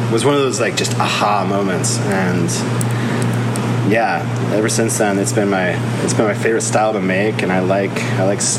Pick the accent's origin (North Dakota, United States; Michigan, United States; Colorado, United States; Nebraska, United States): Colorado, United States; for me, I came from Colorado, and I, I, owned a homebrew store out there for a long while